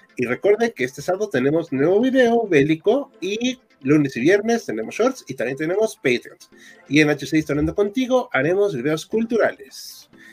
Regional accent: Mexico; Sí, todos somos mexicanos. Este, no, no nos pondremos sombreros, pero somos mexicanos.

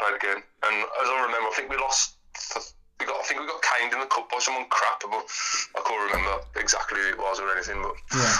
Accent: West Bromwich, West Midlands, United Kingdom; So I was born in Samwell Hospital, like a mile up the road.

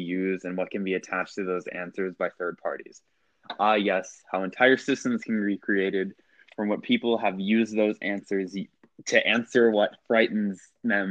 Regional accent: Georgia, United States; I'm from Georgia, so I say stuff like neodymium

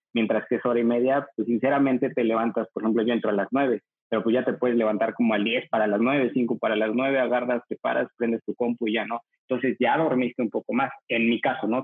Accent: Mexico City, Mexico; soy de la Ciudad de México

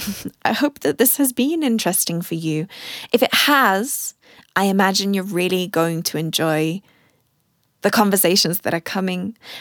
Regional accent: United Kingdom; moved away as an adult; also born or lived in Germany; now in South Africa; being British German

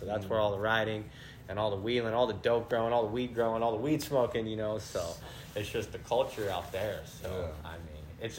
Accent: Mendocino and Humboldt, California, United States; Yeah, I'm from the Bay. I'm from Mendocino and Humboldt. I'm from the 707.

